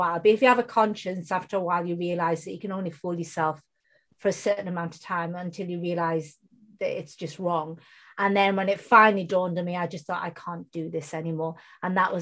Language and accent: English; United Kingdom; first language Bengali; English is a second language; I was born in the UK, you can tell from my accent, I don't have an Indian accent